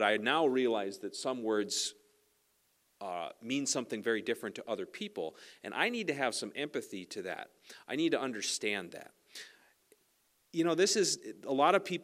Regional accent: Sax-Zim Bog, the Iron Range, Minnesota, United States; I was raised on the Sac-Zim Bog

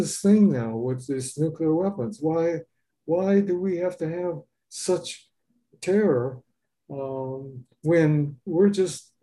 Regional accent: Los Angeles, California, United States; moved away as an adult; now in Homer, United States; I was born and raised in Los Angeles

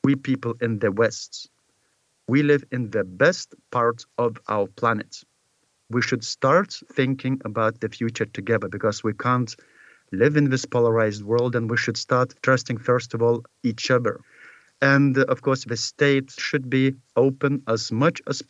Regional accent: Lithuania; Lithuanian media and Lithuanian journalists

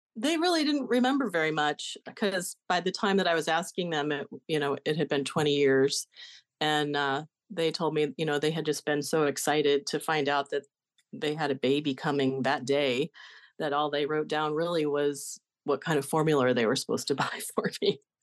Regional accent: Denver, Colorado, United States; I was born in Denver in nineteen sixty-seven, placed in foster care when I was one day old, and adopted by another family three weeks later.

